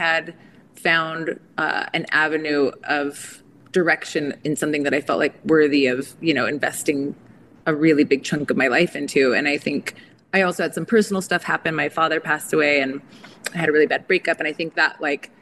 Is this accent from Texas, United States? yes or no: no; Southern California, United States; I grew up in Southern California around a lot of like agriculture farming towns.